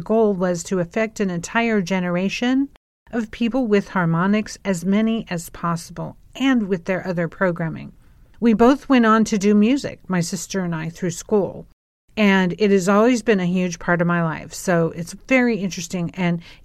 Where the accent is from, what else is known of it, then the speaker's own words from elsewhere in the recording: California, United States; I grew up in California